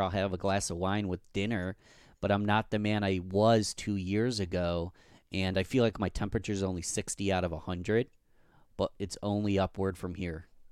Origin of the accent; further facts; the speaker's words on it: Rochester, New York, United States; my hometown, Rochester, New York